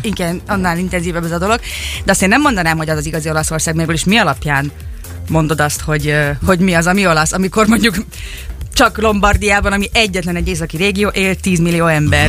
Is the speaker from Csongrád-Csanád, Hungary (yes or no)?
yes; Szeged, Csongrád-Csanád, Hungary; moved away as an adult; also born or lived in Budapest, Hungary; now in Turin, Italy; Szegeden végeztem a, a, az, az iskoláimat, tehát egyetemre is itt jártam